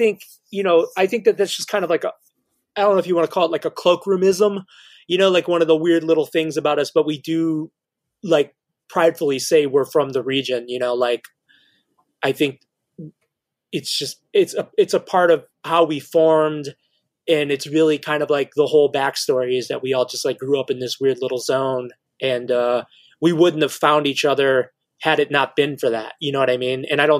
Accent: Indiana, United States; And like, we're always like, well, we're from Indiana, you know, like, we're kind of proud of it.

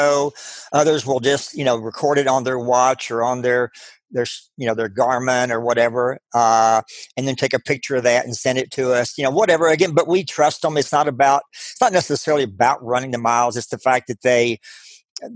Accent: Abilene, Texas, United States; I grew up in West Texas, Abilene, Texas, town of about 120,000 people

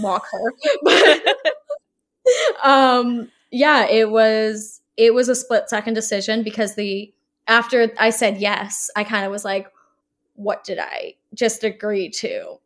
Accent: Halifax, Nova Scotia, Canada; moved away as an adult; also born or lived in Toronto; I had been living in Toronto for three years, so I didn't really know, Halifax had changed so much

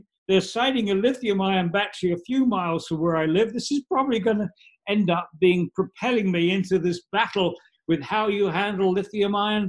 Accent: New York, United States; they tried to build an incinerator in my hometown in the home county in New York State in 1985.

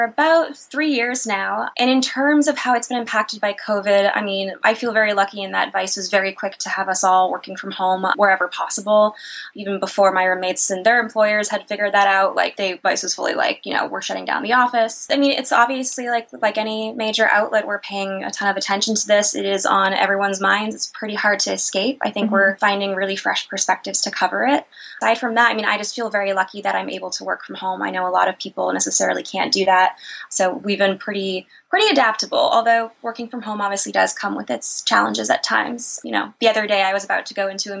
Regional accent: New York City, New York, United States; I'm from New York City.

